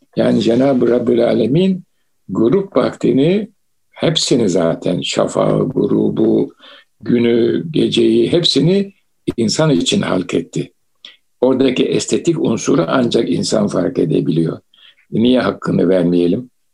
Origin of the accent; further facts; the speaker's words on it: Istanbul, Turkey; ben İstanbul'da doğdum büyüdüm